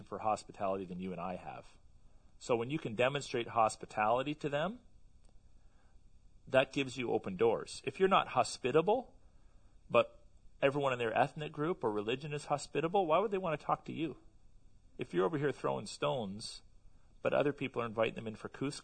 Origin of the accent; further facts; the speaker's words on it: Canada; I'm a Canadian